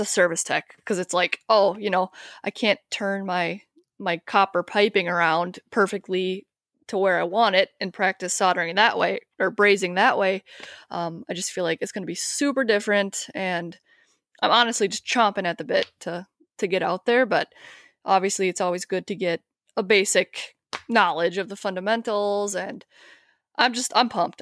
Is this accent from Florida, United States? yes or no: no; Wisconsin, United States; moved away as an adult; I'm actually from Wisconsin. Um, I, we, I grew up right across the border from, uh, the Twin Cities in Minnesota here, but I moved here about ten years ago.